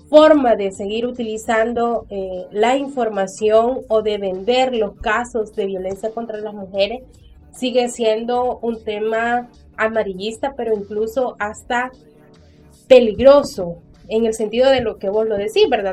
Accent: El Salvador; el silencio que hemos vivido tanto como sociedad salvadoreña

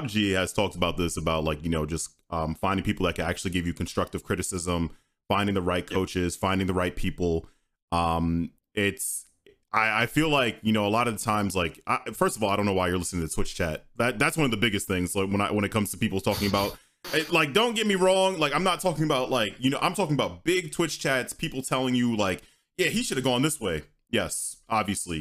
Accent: New York, United States; I'm from New York

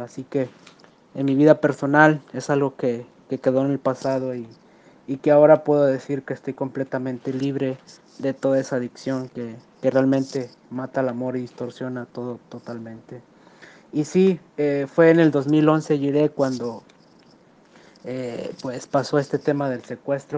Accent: Ciudad Valles, San Luis Potosí, Mexico; soy de Ciudad Valle, San Luis Potosí.

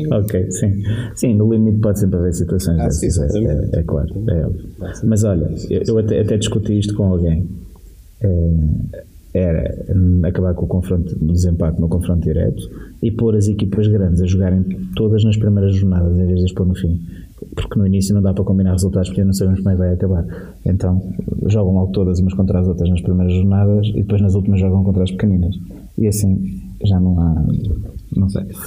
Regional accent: Portugal; sou português

